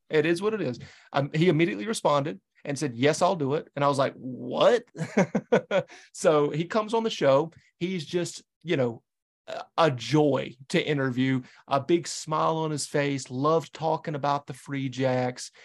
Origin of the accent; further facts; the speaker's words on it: the Carolinas, United States; now in New England, United States; I'm a New England guy, but I'm born and raised in the Carolinas